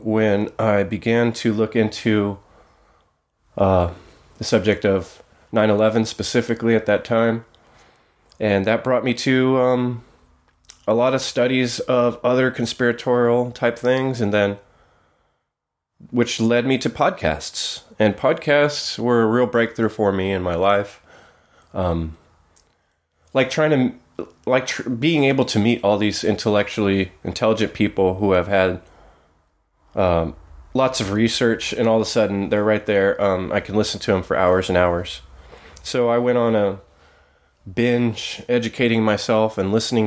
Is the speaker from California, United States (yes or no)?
yes; San Jose, California, United States; I grew up in the Bay Area in a strange HUD project in a bad neighborhood in the East San Jose foothills